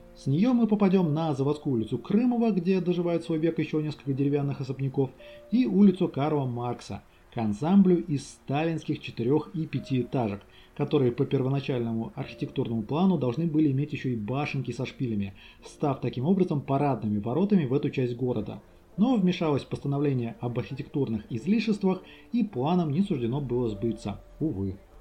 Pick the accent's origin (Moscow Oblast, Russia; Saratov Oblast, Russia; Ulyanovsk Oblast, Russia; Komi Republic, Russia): Ulyanovsk Oblast, Russia; Ulyanovsk; born or raised there